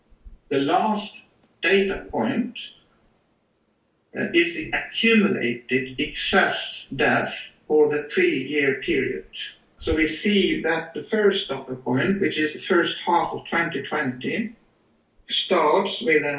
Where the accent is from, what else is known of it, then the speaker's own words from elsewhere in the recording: Norway; with a focus first on Norway, my home country